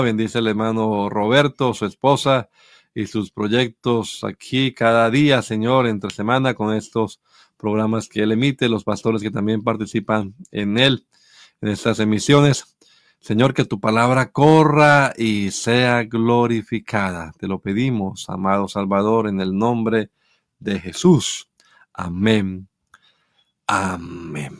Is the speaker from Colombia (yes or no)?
yes; Bucaramanga, Santander, Colombia; moved away; allá en donde yo crecí en Bucaramanga